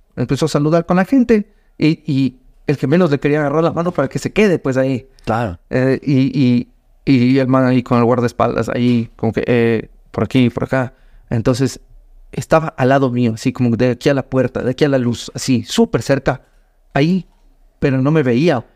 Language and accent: Spanish; Ecuador; vengo desde Ecuador